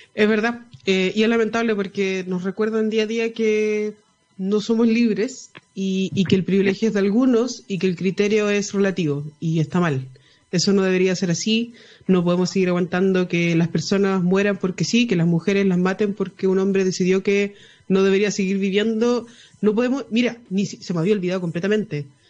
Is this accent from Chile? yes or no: yes; Chile; como chilenos